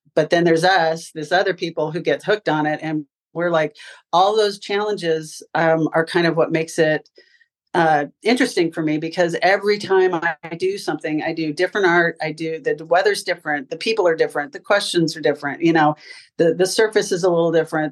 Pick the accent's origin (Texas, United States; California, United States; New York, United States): California, United States; moved away as an adult; also born or lived in Ann Arbor, Michigan / Dayton, Ohio / Florida; I'm originally from California, went to UCLA to get my degree in design